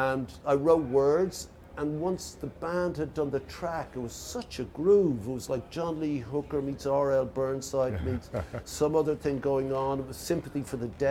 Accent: Ireland; moved away; We come from Ireland

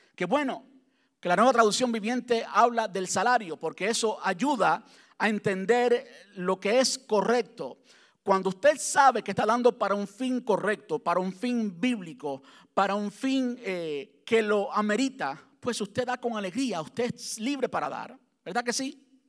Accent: Cuba; now in United States; antes de salir de Cuba, soy cubano

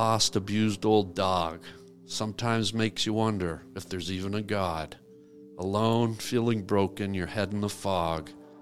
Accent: Canada; I'm from Canada. I'm a cop

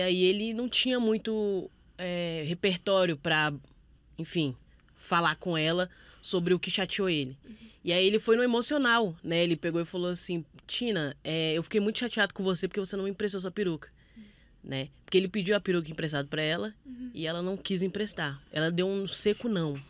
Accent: Brazil; a gente como brasileiro

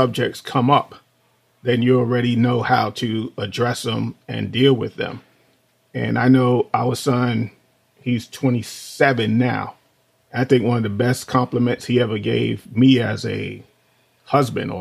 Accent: New York City, New York, United States; moved away as an adult; So we grew up in New York City. Both of us, you know, grew up in the projects. Me in the South Bronx

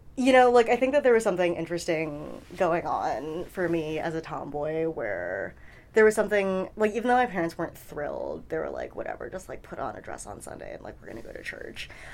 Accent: New York City, New York, United States; also born or lived in Flushing, Queens; I was born in Flushing, Queens uh, in 1990

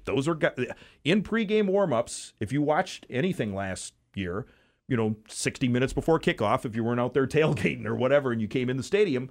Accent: Wisconsin, United States; I grew up in Wisconsin.

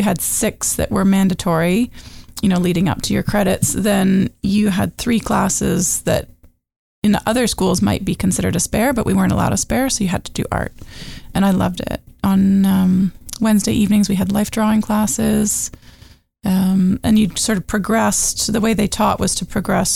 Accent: Toronto, Ontario, Canada; also born or lived in Peterborough, Ontario / Muskoka, Ontario; now in Almaguin Highlands, Canada; I grew up in Toronto in Peterborough.

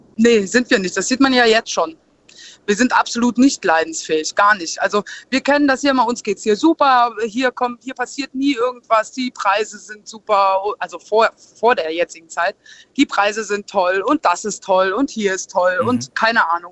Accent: Saarland, Germany; bei uns im Saarland

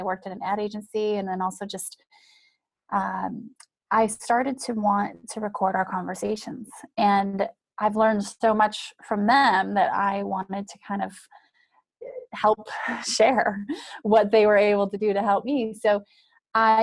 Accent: Wyoming, United States; moved away; I'm from Wyoming. I grew up in small town Wyoming

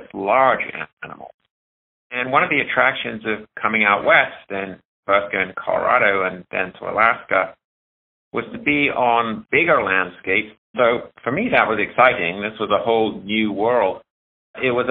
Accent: United Kingdom; moved away as an adult; now in Missoula, United States; back in the UK, where I learned my original philosophies of wildlife and animals

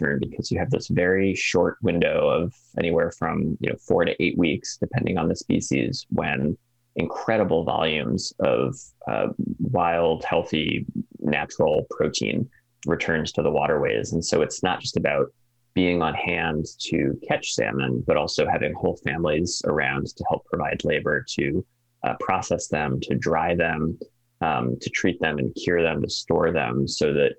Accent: East Coast, near the Connecticut River, New England, United States; now in Alaska, United States; Even the Connecticut River, not far from where I grew up

